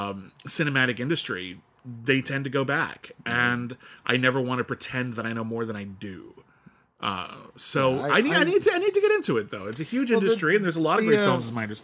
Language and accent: English; United States; And I grew up in America